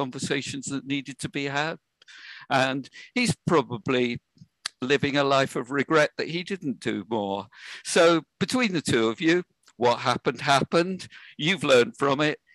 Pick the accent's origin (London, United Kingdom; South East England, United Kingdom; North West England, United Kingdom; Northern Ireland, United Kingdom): South East England, United Kingdom; Eastbourne; I was born in Eastbourne on the Sussex coast.